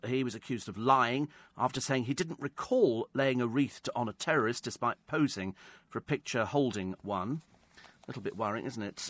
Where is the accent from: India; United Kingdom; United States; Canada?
United Kingdom; England; also born or lived in Newbury; We're English